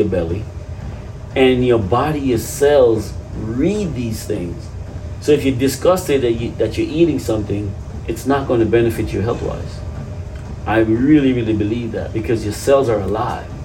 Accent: Jamaica; moved away; I grew up in Jamaica

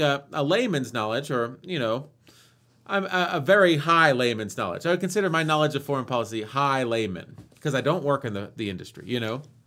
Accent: United States; as an American who sort of grown up learning American patriotic points of view

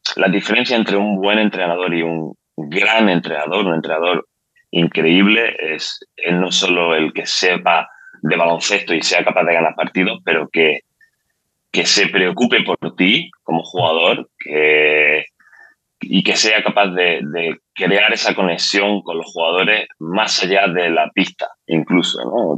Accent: Spain; moved away as an adult; also born or lived in Ireland / Sweden; now in Dubai, United Arab Emirates; yo salí de España, de hecho salí de España en el 2010 como jugador. Yo jugaba bueno, en, en España en el antiguo CB Granada, que fue donde me crié, digamos, como jugador

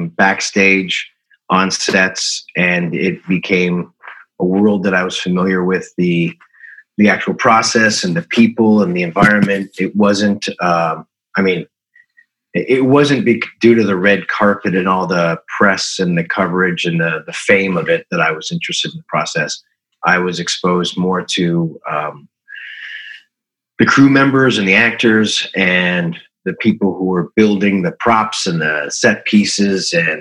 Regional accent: Toronto, Ontario, Canada; also born or lived in Yukon / Stratford, Ontario / Long Island, United States; I grew up in Toronto, Canada. We traveled a lot. My mother's an actress. So I went to 8 different schools before junior high. And so it was Toronto. It was the Yukon. It was Stratford, Ontario. It was Long Island, New York.

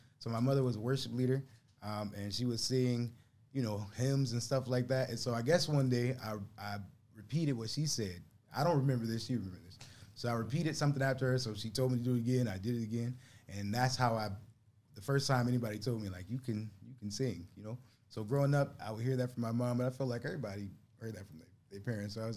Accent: Buffalo, New York, United States; growing up in Buffalo, born and bred here

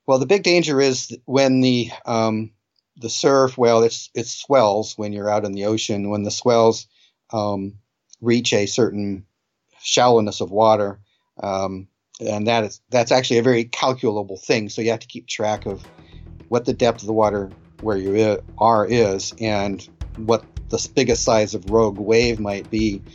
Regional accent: Bremerton, Washington, United States; I grew up where I am again right now in Bremerton, Washington.

